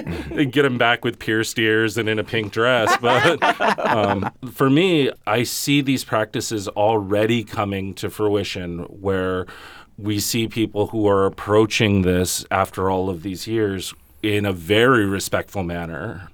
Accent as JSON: {"language": "English", "area": "Los Angeles County", "region": "California", "country": "United States", "moved": "yes", "lives_now": "Holyoke, United States", "said": "coming from a Chicano perspective, um, and a very West Coast Chicano perspective, very L A County"}